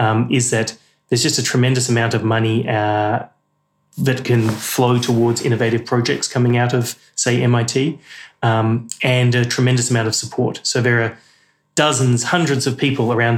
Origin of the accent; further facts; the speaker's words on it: Australia; moved away; I'm as Australian as you could get, but then also British passport and British heritage.